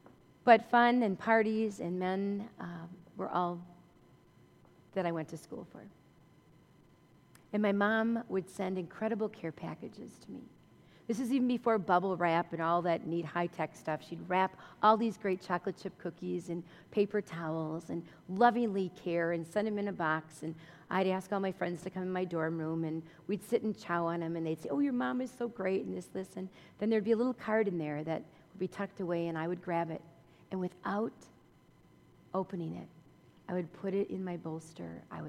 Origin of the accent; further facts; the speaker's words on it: Orange, New Jersey, United States; also born or lived in Philadelphia, United States / Madison, United States; I was born and raised in Orange, New Jersey, and then Philadelphia, and then to Madison, Wisconsin.